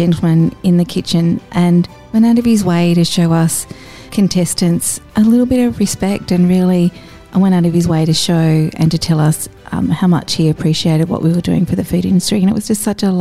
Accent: Gold Coast, Queensland, Australia; I grew up on the Gold Coast, so Byron Bay was like annual holidays for us

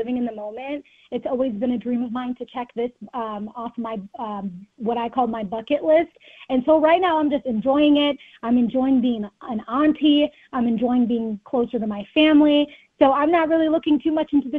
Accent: Rochester, Minnesota, United States; moved away as an adult; now in Minneapolis, United States; growing up in Rochester

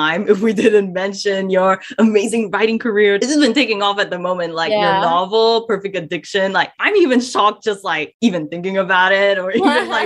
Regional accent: Malaysia; now in Melbourne, Australia; I'm Malaysian as well

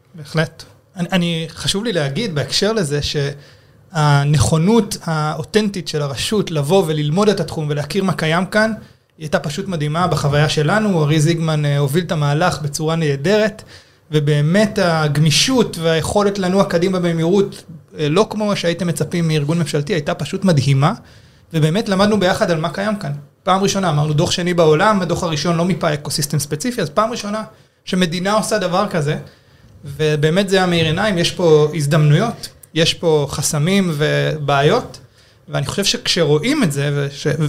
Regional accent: Israel

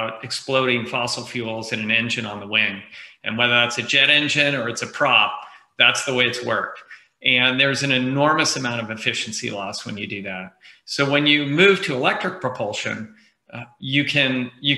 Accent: Bay Area, California, United States; I grew up in the Bay Area and hung around the People's Computer Center in Palo Alto when I was a kid

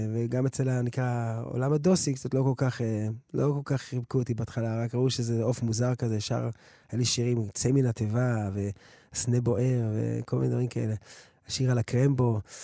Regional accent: Jerusalem, Jerusalem District, Israel; also born or lived in United States; אנחנו גדל בנחלאות

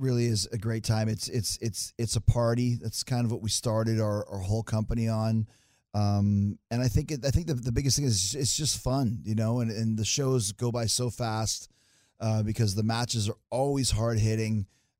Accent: Winnipeg, Manitoba, Canada; growing up in Canada, Dallas might as well have been Mars. You know, grew up in Winnipeg at the time.

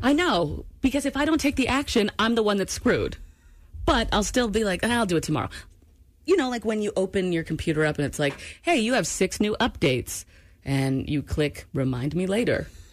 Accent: Maine, United States; moved away; also born or lived in Washington State / Seattle / Georgia; I'm from Maine

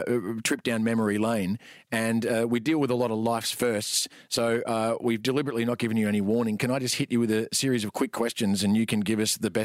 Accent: Glen Waverley, Victoria, Australia; I am from Glen Waverley, Joe.

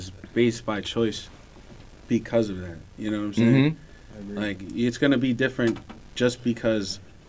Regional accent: Pennsylvania, United States; we're from PA.

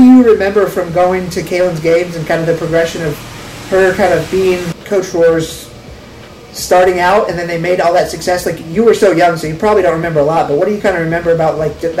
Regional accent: Lincoln, United States; Because growing up in Lincoln, you see what Lincoln basketball is, and it kind of, you see what Roy S. is on a Friday night and how special basketball is in this town.

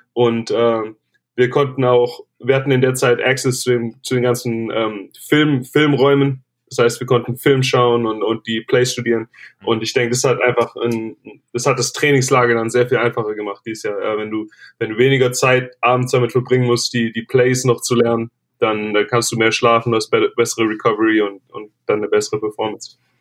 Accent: Germany; moved away as an adult; also born or lived in Tennessee; als Deutscher

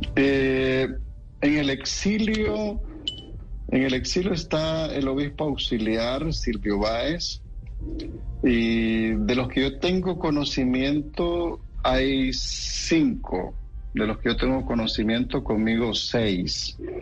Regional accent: Nicaragua; moved away as an adult; now in California, United States; decimos nosotros en mi país

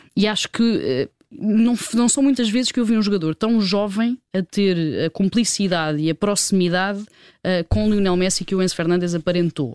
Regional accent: Portugal; enquanto portugueses

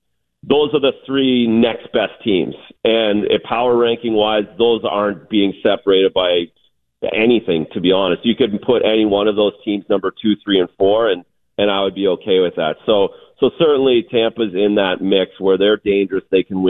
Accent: Canada; well, as a Canadian guy, again, back to that Tim Hortons sitting around having a coffee, everyone talked about the 70 Canadians when I was growing up

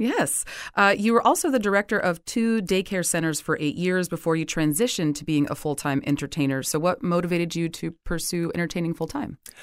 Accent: New Jersey, United States; moved away; I'm from New Jersey originally

